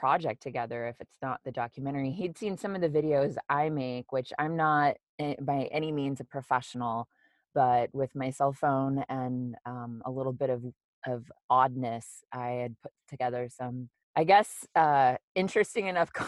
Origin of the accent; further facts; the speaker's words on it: United States; I'm from the United States